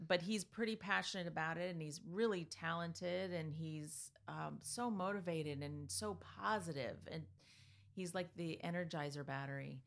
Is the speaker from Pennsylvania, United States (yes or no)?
yes; Easton, Pennsylvania, United States; also born or lived in California; I was born in California and, you know, blah-de-blah. We ended up in Easton